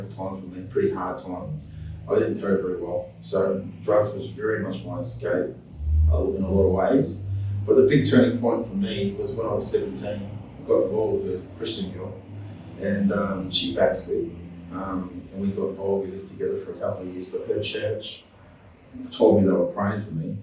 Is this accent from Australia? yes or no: yes; Kwinana, Western Australia, Australia; also born or lived in Sydney; I was born in Sydney, and was raised in Kwinana